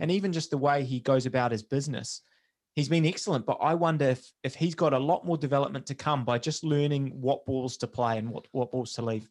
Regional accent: New Zealand; as a New Zealander

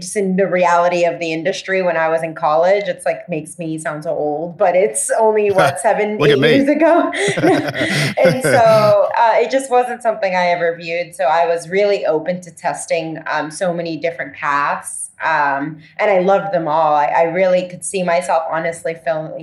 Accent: Puerto Rico; moved away; also born or lived in Florida; I grew up in Puerto Rico

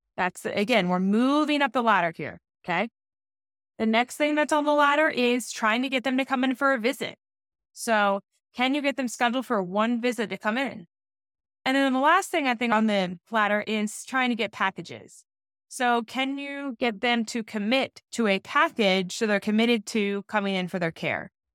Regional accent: Georgia, United States; moved away; I'm from Georgia, so I got to go hang out with my parents

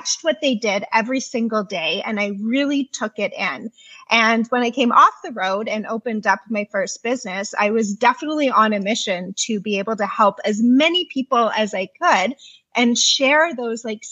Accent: Canada; I'm from Canada.

